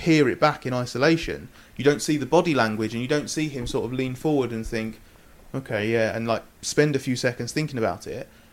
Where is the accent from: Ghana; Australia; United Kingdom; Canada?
United Kingdom; moved away as an adult; now in Sweden; my home race